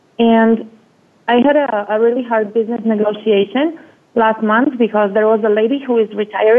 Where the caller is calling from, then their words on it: Spain; I'm calling from Spain.